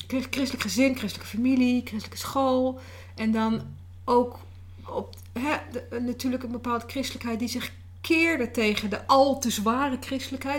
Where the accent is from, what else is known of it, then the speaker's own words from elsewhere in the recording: Netherlands; dan ben ik natuurlijk ook weer Nederlands